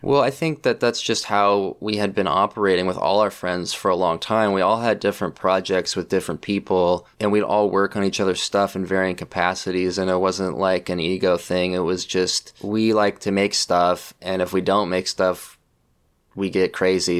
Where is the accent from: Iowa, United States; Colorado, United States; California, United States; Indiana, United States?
California, United States; Pleasant Hill; I grew up in Pleasant Hill, California, which is like in the East Bay